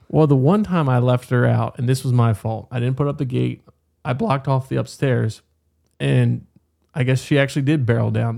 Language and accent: English; Berkeley County, West Virginia, United States; I grew up in Berkeley County